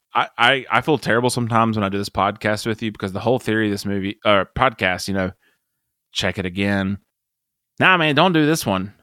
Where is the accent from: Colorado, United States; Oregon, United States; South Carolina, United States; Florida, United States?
South Carolina, United States; I'm from South Carolina